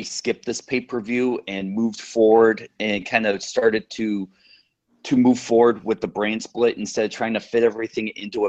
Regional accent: the South, United States; I grew up in the South.

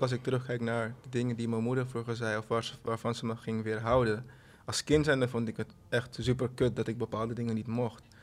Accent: Suriname; ik ben van Suriname.

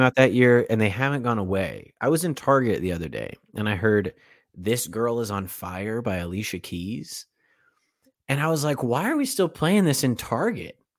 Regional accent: United States; I'm from America

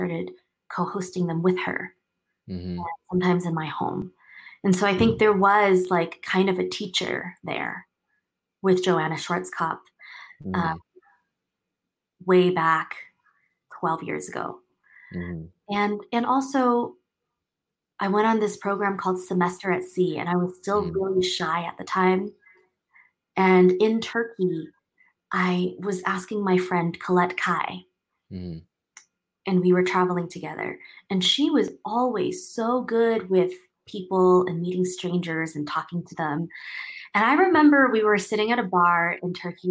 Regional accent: Taipei, Taiwan; moved away as an adult; also born or lived in Seattle, United States; I grew up in Taiwan and I went to a school there in Taipei.

